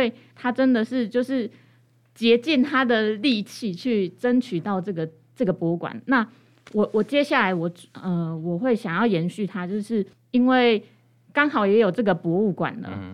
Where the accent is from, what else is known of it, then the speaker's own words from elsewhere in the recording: Hualien, Hualien County, Taiwan; 我自己是真的是土生土长的花莲人